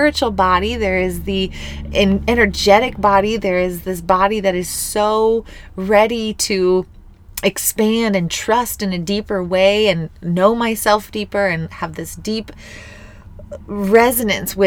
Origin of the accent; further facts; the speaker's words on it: Missouri, United States; moved away; coming back to my hometown. This is where I was born and raised.